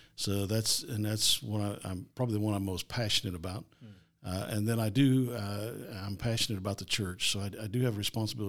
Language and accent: English; Brookville, Ohio, United States; Well, I grew up here in Ohio. Grew up in the Dayton area, a little town called Brookville, and pastored for 22 years.